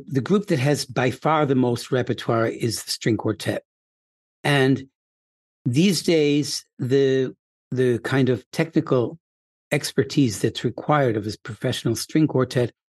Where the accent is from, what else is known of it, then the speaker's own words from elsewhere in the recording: Syracuse, New York, United States; now in Bloomington, United States; I grew up in Syracuse